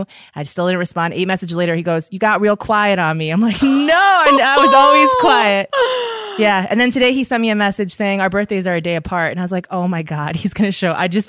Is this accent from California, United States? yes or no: no; Michigan, United States; I just say I'm from Michigan.